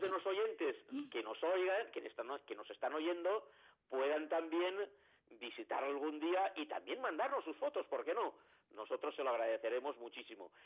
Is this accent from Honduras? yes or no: no; Valencian Community, Spain; Y yo, como soy valenciano